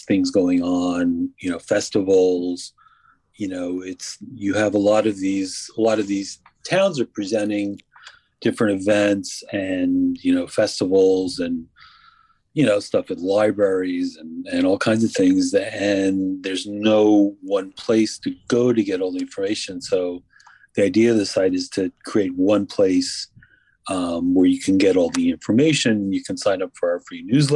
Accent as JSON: {"language": "English", "region": "New York metropolitan area", "country": "United States", "tie": "born or raised there", "also_born_or_lived": "New Jersey", "said": "I grew up in New Jersey and New York, various towns. So I've been in the New York, New Jersey area my whole life"}